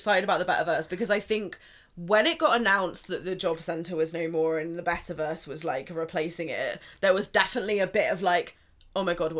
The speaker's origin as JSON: {"language": "English", "country": "United Kingdom", "said": "But we're British"}